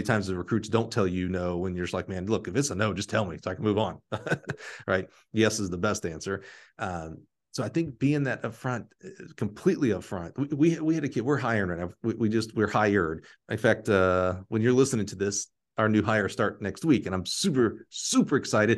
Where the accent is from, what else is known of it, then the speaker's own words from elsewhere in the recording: Alabama, United States; moved away; I'm from Alabama